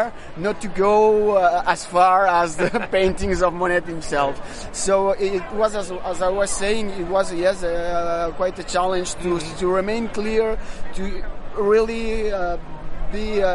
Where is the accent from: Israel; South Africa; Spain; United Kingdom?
Spain; Catalonia; I'm coming from Catalonia, Spain